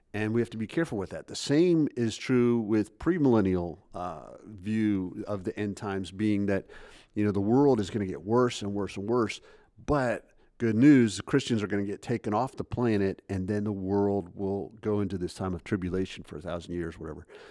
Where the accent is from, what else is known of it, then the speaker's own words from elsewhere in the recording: United States; I'm an American